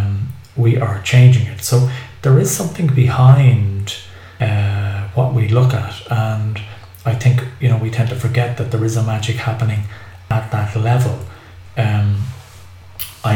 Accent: Ireland; now in Cilento, Italy; I'm an Irish guy in southern Italy.

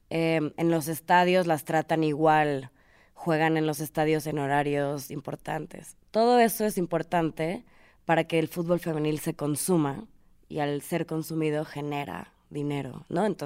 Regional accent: Mexico; voy a hablar de México porque soy mexicana

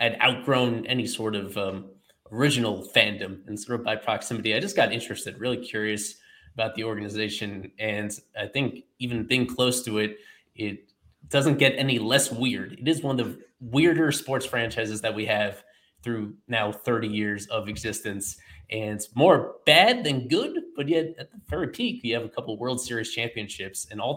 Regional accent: New York, United States; also born or lived in Miami, United States; I'm from New York. I went down to Miami for school at University of Miami, stayed down there for a couple of years

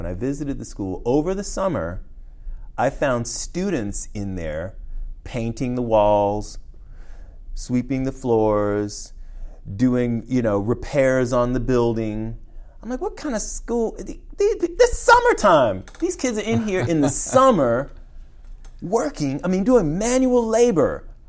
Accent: Washington, District of Columbia, United States; You know, because I'm from Washington, D.C., and my mother was a D.C. public school teacher.

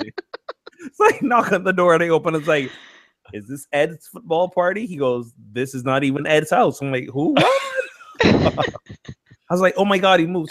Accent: Barbados; now in United States; I have a green card, I'm not a citizen here, and I'm from Barbados

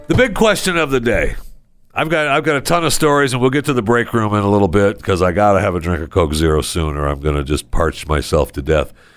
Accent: Saginaw, Michigan, United States; moved away; my hometown, uh, Saginaw, Michigan

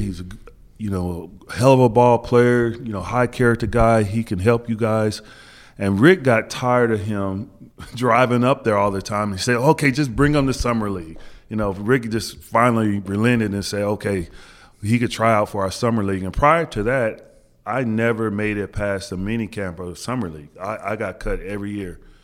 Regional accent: Wichita, Kansas, United States; moved away as an adult; growing up in Wichita, Kansas, we used to get a lot of the Big East games

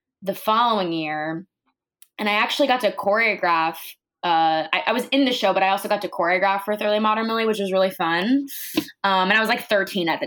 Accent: Monmouth County, New Jersey, United States; moved away as an adult; now in New York City, United States; I am from Jersey, so basically across the bridge, in this county called Monmouth County, which is where the northern part of where the Jersey Shore starts

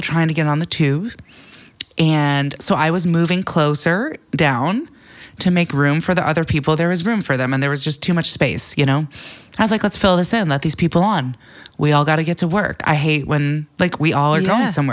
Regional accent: United States; moved away as an adult; also born or lived in New York City, United States; now in London, United Kingdom; being in London as an American where, you know, when I lived in New York City

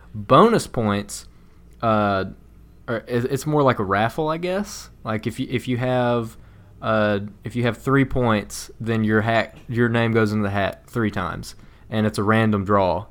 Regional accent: the South, United States; growing up in the South

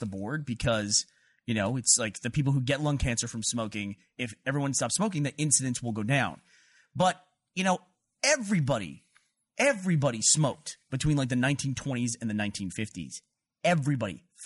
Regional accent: Houston, Texas, United States; where I grew up in Houston

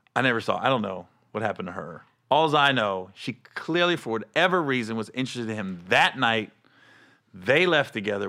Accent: Cincinnati, Ohio, United States; I'm from Cincinnati

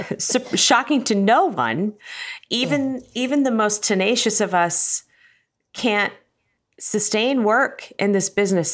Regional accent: Cincinnati, Ohio, United States; moved away; I grew up in Cincinnati and love Cincinnati

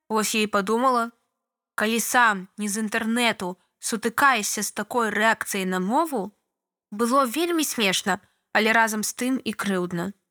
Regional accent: Belarus; Я яе і запытаў: Навошта вы мне на англійскай адказваеце? Я ж мясцовы жыхар.

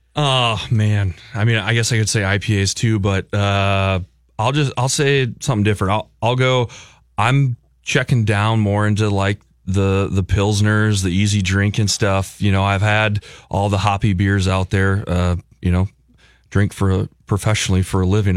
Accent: Burnsville, Minnesota, United States; now in Elko New Market, United States; I grew up in Burnsville, but uh, currently live in the Lakeville South uh, school district. I'm in Elko New Market

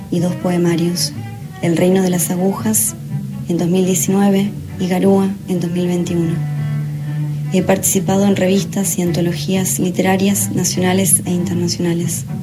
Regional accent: Gualeguay, Entre Ríos, Argentina; born there; Nací en Gualeguay, Entre Ríos, hace 27 años.

